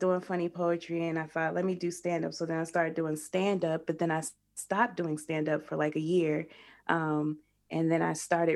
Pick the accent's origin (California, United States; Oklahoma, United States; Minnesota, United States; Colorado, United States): Colorado, United States; Denver; I'm from Denver. So I started in Denver.